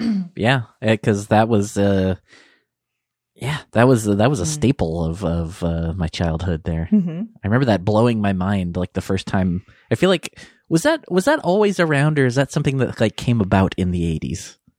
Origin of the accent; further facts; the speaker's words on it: Michigan, United States; Michigan. But I've also spent a ton of time in Minneapolis.